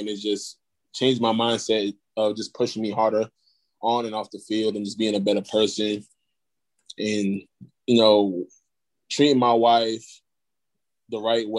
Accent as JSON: {"language": "English", "town": "Brooklyn", "region": "New York", "country": "United States", "tie": "born or raised there", "said": "Growing up there, my first couple of years, like, I can remember my first, like, elementary school, middle school was rough."}